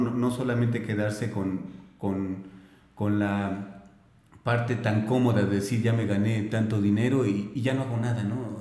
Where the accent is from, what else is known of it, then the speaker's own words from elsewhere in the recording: Guanajuato, Mexico; moved away as an adult; also born or lived in Mexico City / Celaya; now in Hidalgo, Mexico; nací en el DF, me crié, me crié en, Guanajuato